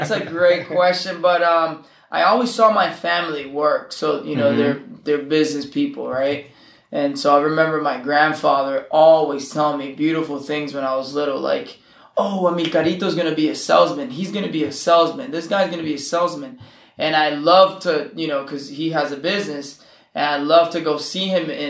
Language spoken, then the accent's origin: English; California, United States; born there; also born or lived in Nicaragua; So my family's from Nicaragua, and I was born in California, and I have both cultures. I was, lived in Nicaragua and lived here